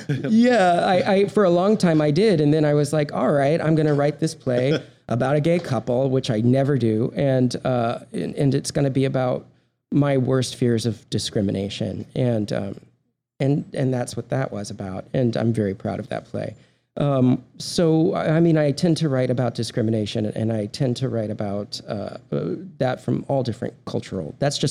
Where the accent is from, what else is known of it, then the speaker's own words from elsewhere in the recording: Texas, United States; That and the fact that I am from Texas.